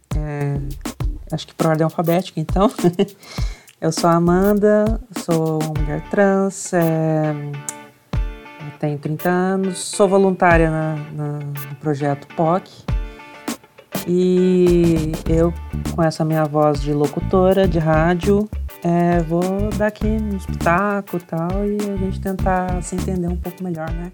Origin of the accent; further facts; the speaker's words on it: interior of São Paulo, Brazil; moved away; eu sou de uma cidade interior de São Paulo em que é, eu nasci lá, já não moro há muitos anos